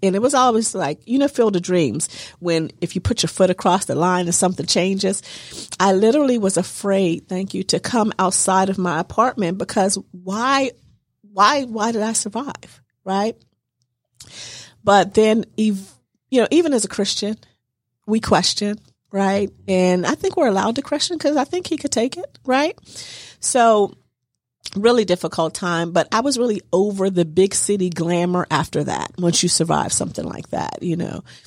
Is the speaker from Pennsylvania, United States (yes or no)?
yes; Pittsburgh, Pennsylvania, United States; moved away as an adult; also born or lived in New Jersey; I was born and raised in Pittsburgh